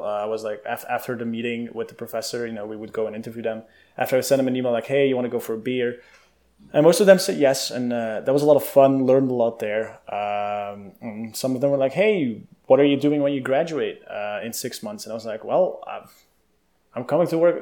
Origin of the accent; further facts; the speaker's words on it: Belgium; moved away; I grew up in Europe, in Belgium, with the country of chocolate and fries and beer